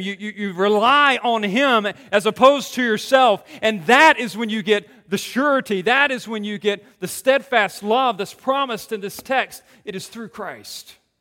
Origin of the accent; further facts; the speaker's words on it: Greenville, North Carolina, United States; coming from Greenville, North Carolina